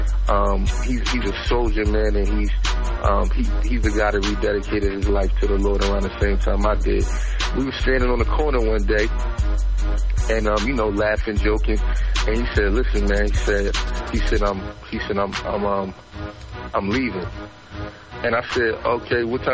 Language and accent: English; Philadelphia, Pennsylvania, United States; I'm from Philly. I'm originally from South Philadelphia. You know, grew up in South Philly until I was about maybe 12, 13. Then we moved to West Philly